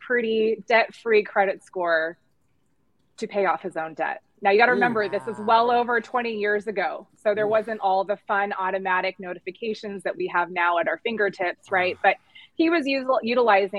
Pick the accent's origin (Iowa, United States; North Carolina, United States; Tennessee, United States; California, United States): California, United States; moved away as an adult; also born or lived in Arizona; now in Phoenix, United States; Born and raised in California